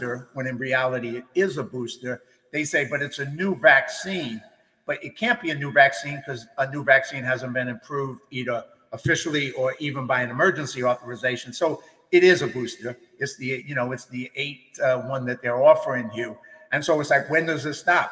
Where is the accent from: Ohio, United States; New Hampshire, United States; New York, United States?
New York, United States; New York City; moved away as an adult; now in California, United States; I grew up in the East Coast in the Bronx